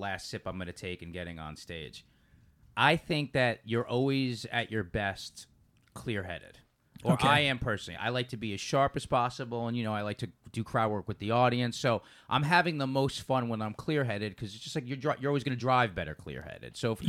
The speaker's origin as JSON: {"language": "English", "region": "New York", "country": "United States", "moved": "yes", "lives_now": "Los Angeles, United States", "said": "I'm from New York"}